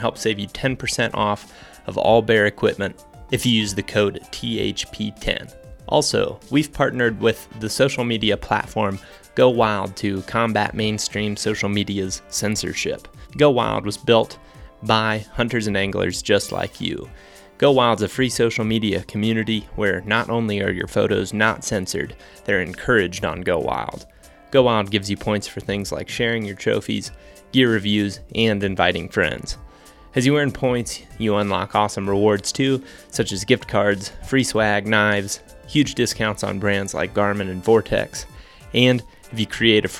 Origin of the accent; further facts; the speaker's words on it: Ohio, United States; also born or lived in Iowa; now in Colorado, United States; I grew up in Ohio, and then I moved to Iowa, and I was an Iowa resident for 5 years, and then I just recently became a Colorado resident in 2021